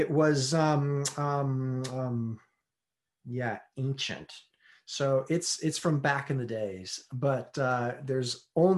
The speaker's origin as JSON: {"language": "English", "country": "United States", "said": "I'm American"}